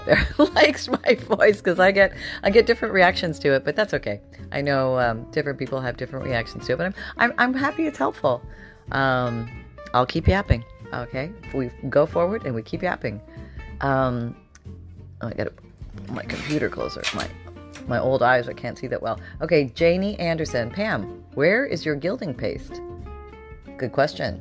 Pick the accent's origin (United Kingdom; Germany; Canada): Canada; now in Florida, United States; I'm originally from Canada